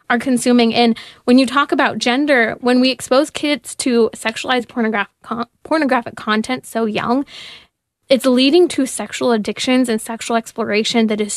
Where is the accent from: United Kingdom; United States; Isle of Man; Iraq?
United States; California; my home state of California.